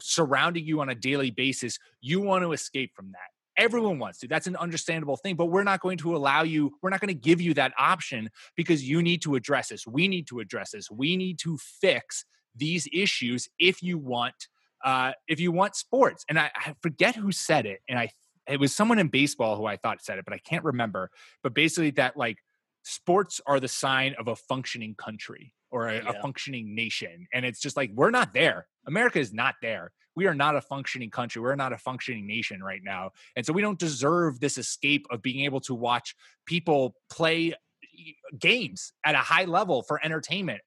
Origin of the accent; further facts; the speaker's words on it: United States; we as American people